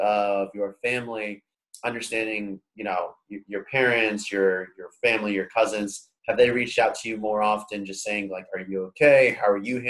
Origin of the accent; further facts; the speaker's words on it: Delaware, United States; me growing up in Delaware as well, like I'm proud of the first state